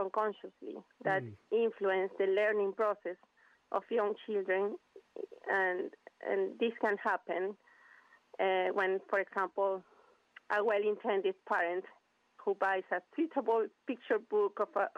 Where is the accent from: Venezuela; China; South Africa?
Venezuela; English is a second language; moved away as an adult; now in United Kingdom; I am originally from Venezuela. I moved to the UK 8 years ago, almost 9